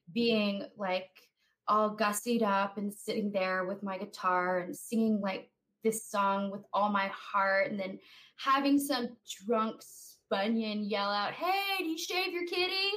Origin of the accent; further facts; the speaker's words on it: Roswell, United States; moved away; I grew up in Roswell